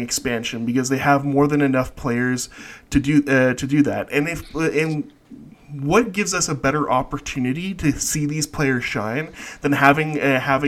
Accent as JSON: {"language": "English", "country": "Canada", "said": "I'm Canadian"}